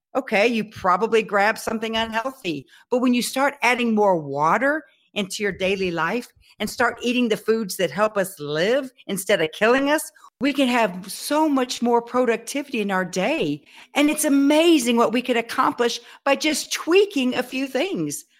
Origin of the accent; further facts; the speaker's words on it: Texas, United States; I'm a Texan